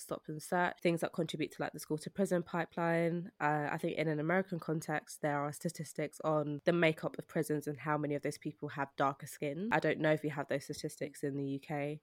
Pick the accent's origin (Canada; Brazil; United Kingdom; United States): United Kingdom; London; I was born and raised in Britain